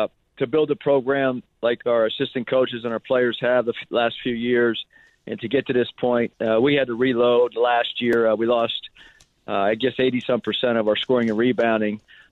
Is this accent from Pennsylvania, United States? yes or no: yes; Pennsylvania, United States; I grew up in Pennsylvania, so the only thing I knew about the West Coast or USC were their football uniforms, the cardinal and gold on every Saturday afternoon.